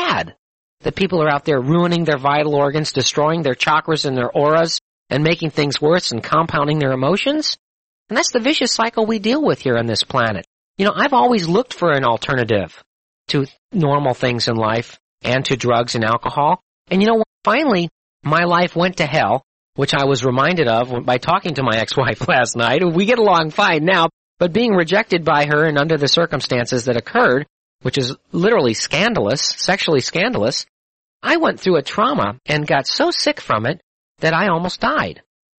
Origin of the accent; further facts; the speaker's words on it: Missouri, United States; You know, I'm a skeptic. I'm from Missouri. Show me.